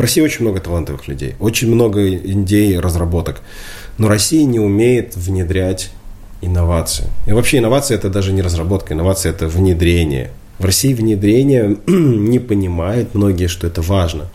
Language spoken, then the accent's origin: Russian; Belarus; мы не украинцы, мы белорусы. Мы здесь родились, мы здесь были, есть и будем